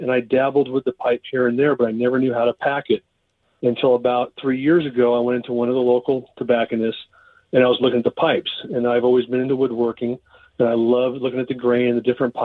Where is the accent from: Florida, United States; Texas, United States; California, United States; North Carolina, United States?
California, United States; East Bay, Northern; also born or lived in Auburn, California; born and raised in Northern California. Started off in the Bay Area over in the East